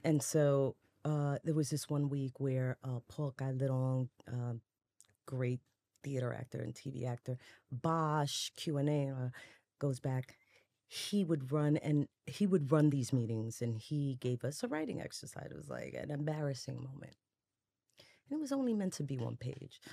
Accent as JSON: {"language": "English", "town": "New York City", "region": "New York", "country": "United States", "tie": "born or raised there", "said": "I was, you know, growing up in the Bronx when it was on fire all day"}